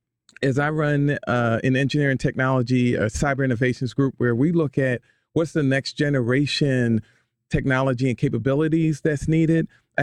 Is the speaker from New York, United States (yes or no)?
no; Baltimore, Maryland, United States; I am from Baltimore, East Baltimore.